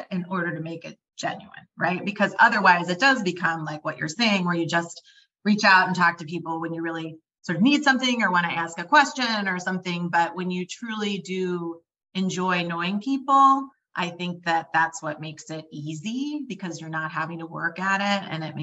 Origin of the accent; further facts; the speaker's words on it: Dallas, Texas, United States; also born or lived in Midwest; I grew up moving a lot. So I grew up in the Midwest a few places. And then I ended up actually doing high school in Dallas, Texas. And that's where my parents have stayed.